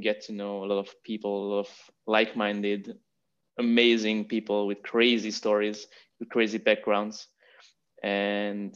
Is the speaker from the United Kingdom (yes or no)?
no; Hungary; moved away as an adult; also born or lived in Vienna, Austria; now in Barcelona, Spain; I'm originally from Hungary. I was born and raised in Hungary, went to university there